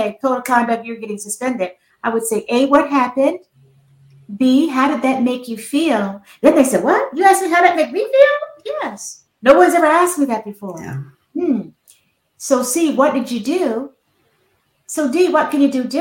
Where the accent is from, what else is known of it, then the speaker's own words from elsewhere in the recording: Fayetteville, North Carolina, United States; now in Maryland, United States; I'm from Fayetteville, North Carolina, but I live in Maryland now